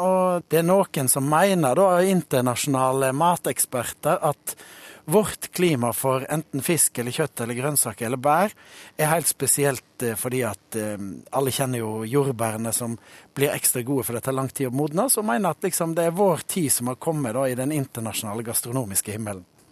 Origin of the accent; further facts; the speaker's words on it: Norway; Vi nordmenn er åpne, frilynte, vi er demokratiske